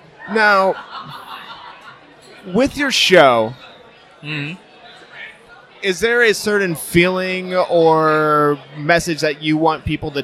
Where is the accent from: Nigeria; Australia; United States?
United States; Iowa; I'm from Iowa.